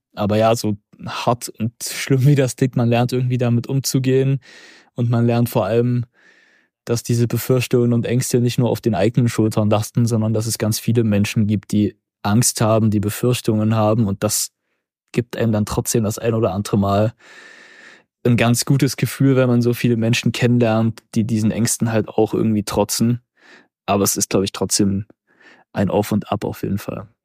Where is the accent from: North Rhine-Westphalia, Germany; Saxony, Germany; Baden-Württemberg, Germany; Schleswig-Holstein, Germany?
Saxony, Germany; Zwickau; moved away as an adult; now in Halle, Germany; in meiner Heimatstadt Zwickau